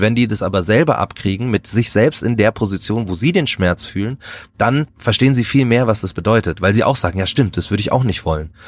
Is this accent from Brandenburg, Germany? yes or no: no; Markt Schwaben, Bavaria, Germany; ich bin in Bayern groß geworden, so auf dem, auf dem Land